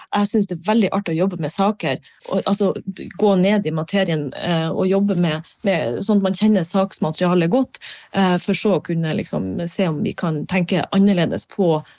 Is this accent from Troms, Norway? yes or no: yes; Harstad, Troms, Norway; also born or lived in Bergen; jeg er fra Harstad